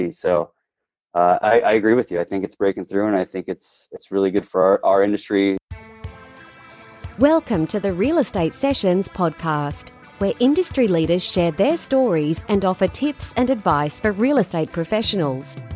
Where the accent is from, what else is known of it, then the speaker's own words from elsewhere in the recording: Michigan, United States; the favorite part has got to be summers. Uh, Michigan summers are amazing. We used to always go up north.